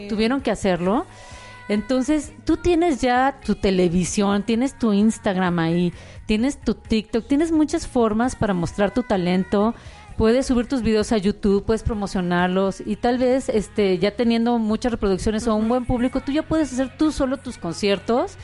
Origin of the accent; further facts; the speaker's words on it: Guadalajara, Jalisco, Mexico; moved away; also born or lived in Mexico City; nací en Guadalajara